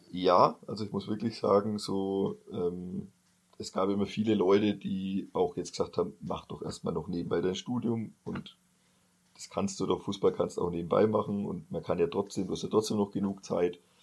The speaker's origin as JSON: {"language": "German", "area": "Bamberg district", "region": "Bavaria", "country": "Germany", "tie": "born or raised there", "said": "Landkreis Bamberg, weil es ja so die Heimat damals dann war"}